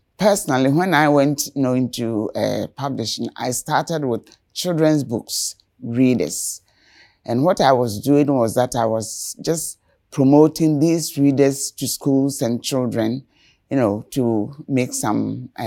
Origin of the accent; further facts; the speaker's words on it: Ghana; I'm from Ghana and I'm a book publisher